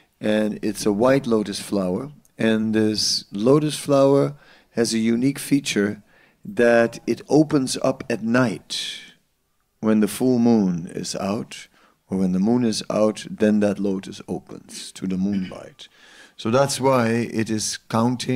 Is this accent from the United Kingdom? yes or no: no; Netherlands; I'm from the Netherlands, so you want to have a swimming diploma in the Netherlands